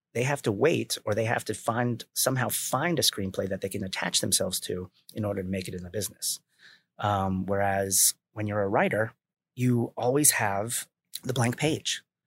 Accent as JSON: {"language": "English", "town": "Milford", "region": "Connecticut", "country": "United States", "tie": "born or raised there", "said": "I grew up in Connecticut"}